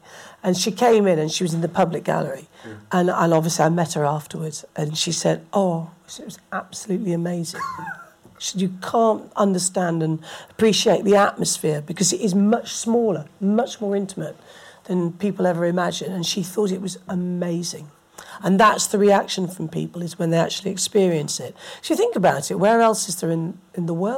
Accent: England, United Kingdom; moved away as an adult; also born or lived in Scotland; I stood as an English Tory and got elected at the most left-wing university in Scotland

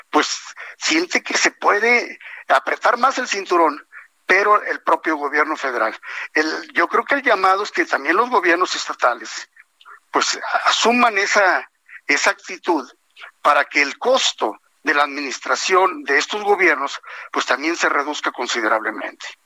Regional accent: Mexico; porque no puedo ser yo mezquino de no enviar porque todos somos mexicanos.

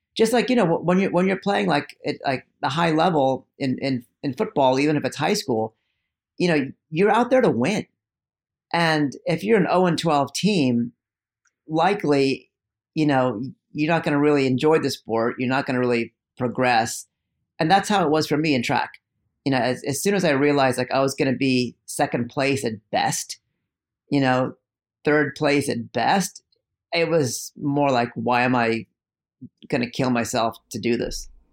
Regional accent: East Bay, California, United States; also born or lived in India; even though I grew up in the East Bay, I was in a really conservative suburb, um, that bordered the black, been the blackest zip code in the country, East Oakland

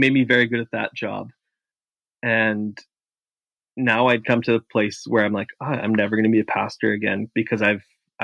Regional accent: Canada; as a Canadian

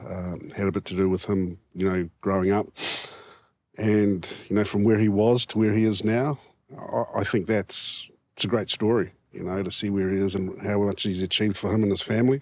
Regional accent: Wellington, New Zealand; I'm from Wellington

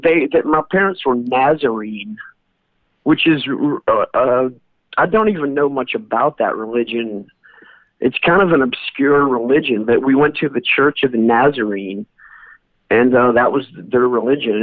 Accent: North Carolina, United States; moved away; also born or lived in New Orleans, Louisiana; I was born in North Carolina, so that's where my dad took us to church at then

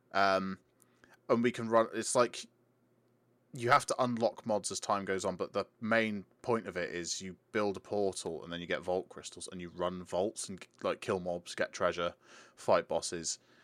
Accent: United Kingdom; we're British

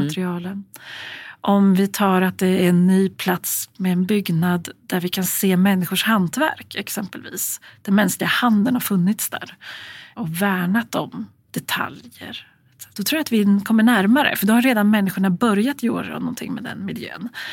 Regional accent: Gävle, Gävleborg County, Sweden; i Gävle som är min hemstad

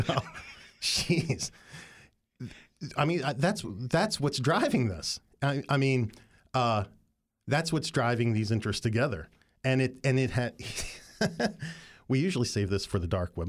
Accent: Appalachia, United States; moved away; throughout Appalachia. And I grew up in it

